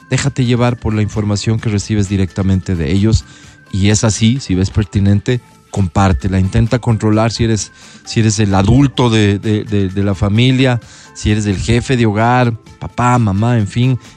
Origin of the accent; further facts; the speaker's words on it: Ecuador; somos un Estado constituido, vivo en Ecuador, soy ecuatoriano